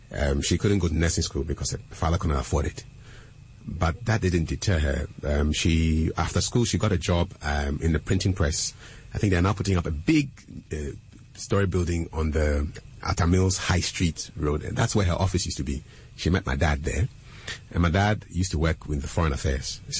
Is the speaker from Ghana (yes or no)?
yes; Ghana; also born or lived in Burkina Faso; I was born in Burkina, but I'm a Ghanaian.